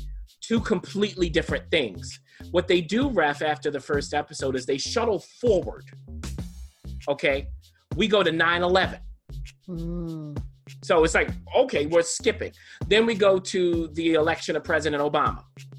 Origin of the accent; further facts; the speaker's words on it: New York, United States; I'm a New Yorker anyway.